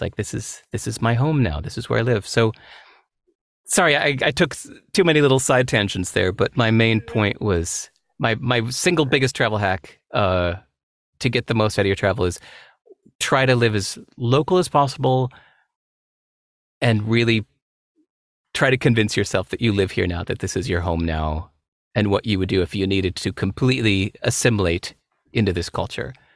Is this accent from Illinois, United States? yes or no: yes; Chicago, Illinois, United States; moved away; also born or lived in Singapore; I grew up mostly in Chicago